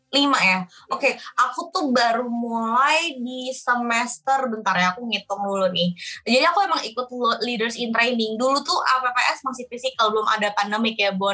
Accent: Indonesia; aku jawab dari Indonesia

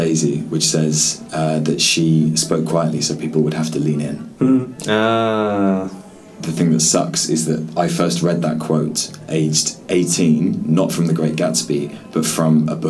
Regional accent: London, United Kingdom; moved away as an adult; also born or lived in Holloway, London; now in Hong Kong; I was born in North London, in Holloway

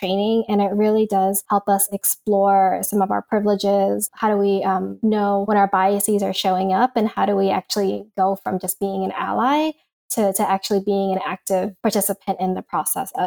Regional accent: New York, United States; moved away as an adult; also born or lived in East Coast; now in California, United States; when I was growing up in New York

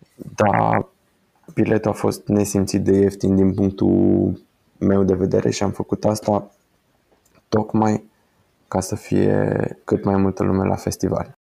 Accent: Timișoara, Timiș County, Romania; suntem din Timișoara

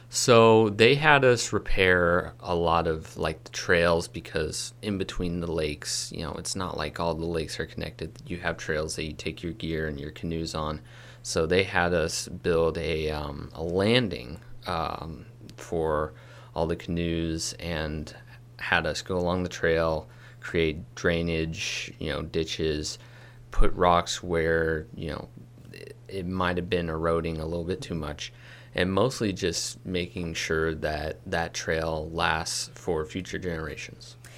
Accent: Kirkwood, United States; my hometown, Kirkwood.

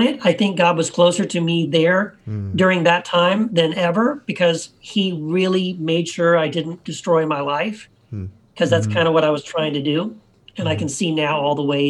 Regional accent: Eagle Pass, Texas, United States; also born or lived in Tennessee; we moved away to Eagle Pass

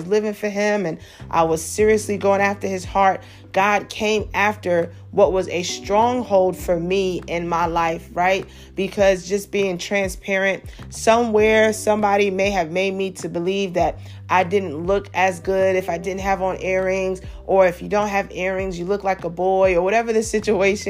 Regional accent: New York City, New York, United States; I grew up in Brooklyn. I grew up in a very busy city, Brooklyn, New York

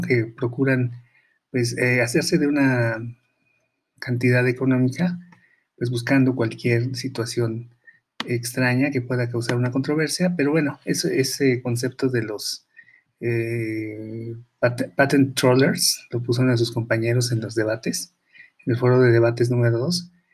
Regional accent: Mexico; aquí en México

